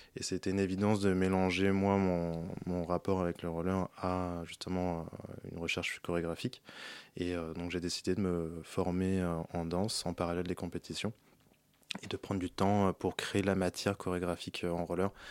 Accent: Paris, Île-de-France, France; j'ai grandi à Paris

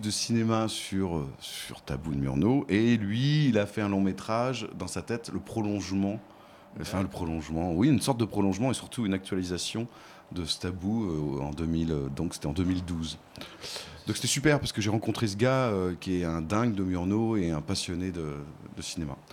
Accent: Nantes, Pays de la Loire, France; je suis nantais

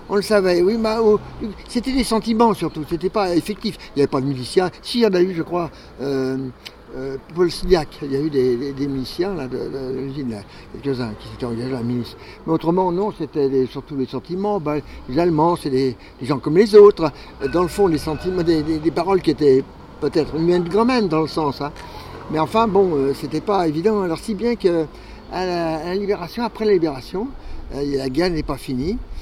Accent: Montreuil, Île-de-France, France; also born or lived in Romainville; on habitait Romainville à l'époque, en 1940, en 1939, pardon. Et à la fin de 40, après, on est revenu d'Exode, on est, on, est, venu à Montreuil

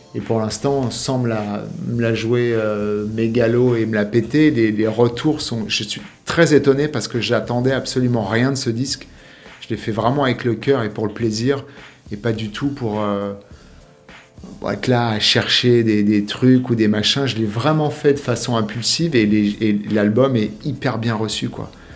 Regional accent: Paris, Île-de-France, France; now in Miami, United States; je suis parisien

